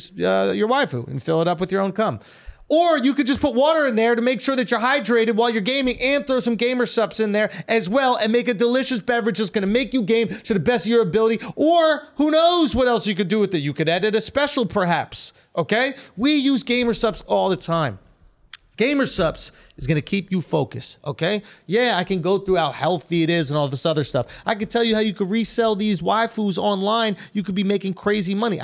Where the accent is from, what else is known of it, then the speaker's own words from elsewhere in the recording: New York, United States; I'm from New York